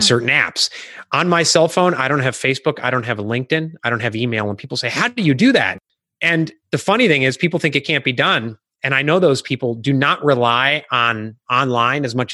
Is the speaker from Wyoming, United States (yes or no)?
no; Illinois, United States; moved away; I'm originally from Illinois